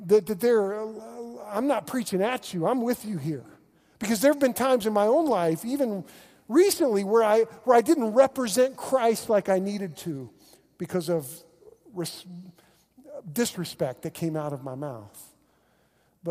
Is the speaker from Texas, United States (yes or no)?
no; Oklahoma, United States; I'm a pastor from Oklahoma